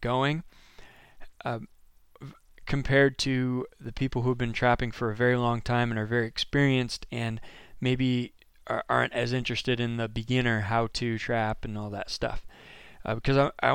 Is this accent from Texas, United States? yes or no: no; Maine, United States; I'm from Maine.